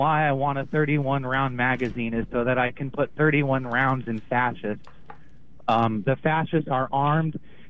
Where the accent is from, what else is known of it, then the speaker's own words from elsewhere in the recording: Jamestown S'Klallam Tribe, Washington, United States; I'm from the Jamestown Sklalem tribe.